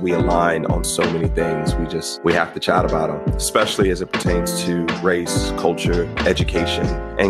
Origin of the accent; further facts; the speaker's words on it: Southern California, United States; moved away; We're actually both from Southern California, though he still lives there.